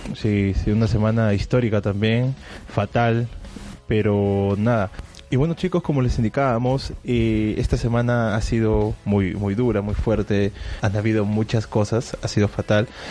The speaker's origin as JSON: {"language": "Spanish", "country": "Peru", "moved": "yes", "lives_now": "Berlin, Germany", "said": "yo soy del, del, del Perú"}